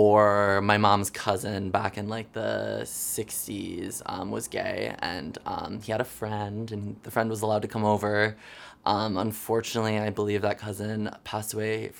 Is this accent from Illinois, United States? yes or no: no; Jackson, Michigan, United States; I am from Jackson, Michigan, about 70 miles west of Detroit